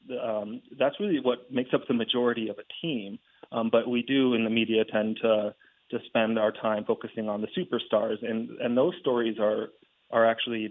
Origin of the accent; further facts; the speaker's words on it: Northeast, United States; I'm from the Northeast